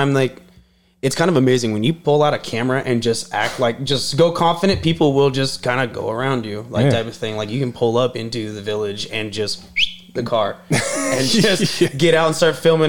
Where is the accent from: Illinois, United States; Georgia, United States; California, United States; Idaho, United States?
Idaho, United States; I'm from Idaho